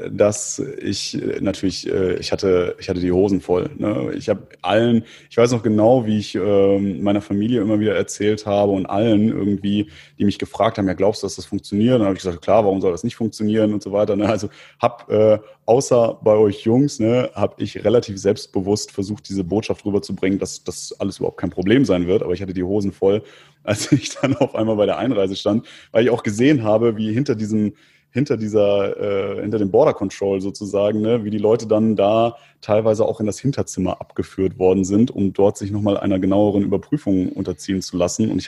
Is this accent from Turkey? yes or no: yes; Istanbul, Turkey; Dann habe ich gesagt, ich komme aus Istanbul.